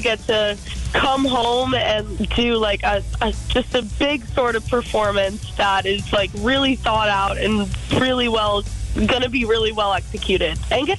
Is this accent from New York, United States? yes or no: no; Scranton, Pennsylvania, United States; born or raised there; now in Nashville, United States